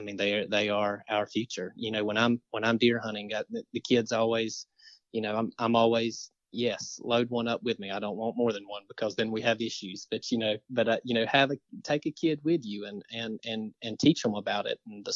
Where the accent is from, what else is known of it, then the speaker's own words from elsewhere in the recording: Marianna, Florida, United States; I'm from Mariana